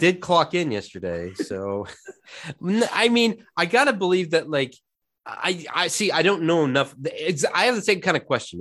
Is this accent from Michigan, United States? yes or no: no; Indianapolis, Indiana, United States; growing up in Indianapolis